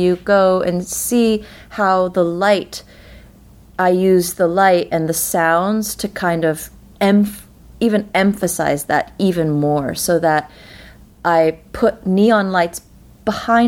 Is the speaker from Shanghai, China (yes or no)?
no; Beijing, China; moved away as an adult; also born or lived in United States / Brooklyn, New York; now in Woodstock, United States; I grew up in Beijing my entire life until I moved to the States for college